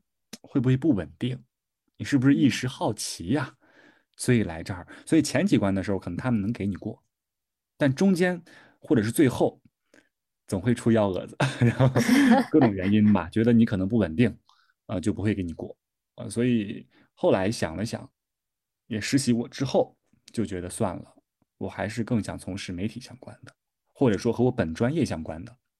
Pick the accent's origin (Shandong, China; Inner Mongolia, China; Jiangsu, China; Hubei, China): Shandong, China; now in Beijing, China; 我从小山东人